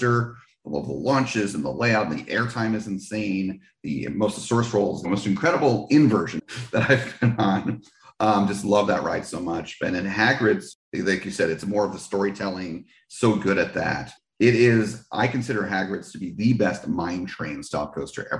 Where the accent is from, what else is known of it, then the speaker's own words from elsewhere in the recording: New Jersey, United States; Six Flags Great Adventure was my original home park growing up in New Jersey.